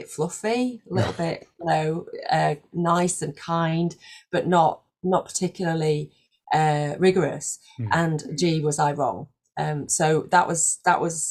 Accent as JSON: {"language": "English", "town": "Leeds", "region": "Yorkshire and the Humber", "country": "United Kingdom", "also_born_or_lived": "Belgium", "moved": "as an adult", "said": "I moved up north and moved back up north. I'm from Leeds"}